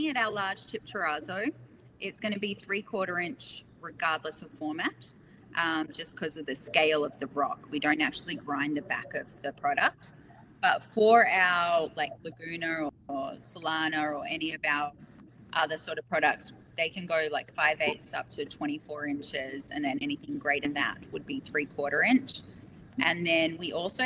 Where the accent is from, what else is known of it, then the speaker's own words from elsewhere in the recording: Australia; we're Australian